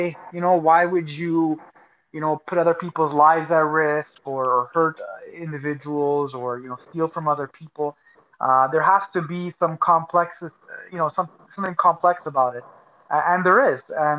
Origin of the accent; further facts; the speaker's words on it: Montreal, Quebec, Canada; now in Edmonton, Canada; I'm born and raised in Montreal